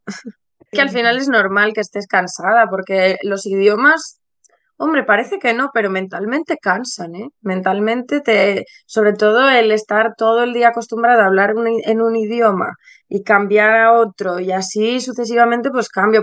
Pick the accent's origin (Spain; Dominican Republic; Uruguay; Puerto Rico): Spain; Ponferrada, Castile and León; moved away as an adult; now in London, United Kingdom; yo soy eh, una profe eh, de, niños española. Estudié primaria en León, muy cerca de, mi tierra, del Bierzo, de Ponferrada